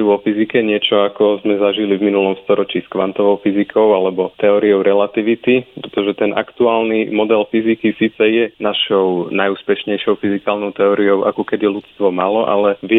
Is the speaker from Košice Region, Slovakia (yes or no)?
no; Bratislava, Bratislava Region, Slovakia; moved away as an adult; also born or lived in New Zealand; now in Groningen, Netherlands; pochádzam z Bratislavy.